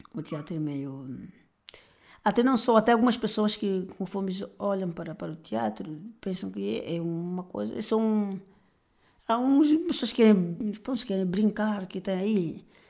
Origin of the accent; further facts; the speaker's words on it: Luanda, Luanda Province, Angola; also born or lived in Bengo; eu sou natural de Luanda.